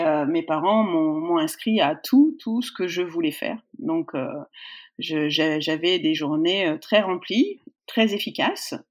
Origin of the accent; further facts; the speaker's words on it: Poitiers, Nouvelle-Aquitaine, France; je suis née à Poitiers, euh, je suis, toute ma famille est de là-bas, euh, donc, euh, bah, j'ai fait mon, mon collège.